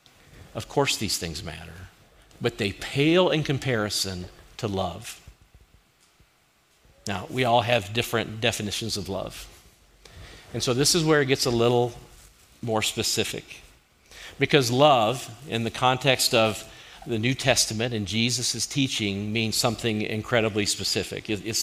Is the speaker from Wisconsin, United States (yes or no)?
no; Kentucky, United States; now in Colorado, United States; we're from Kentucky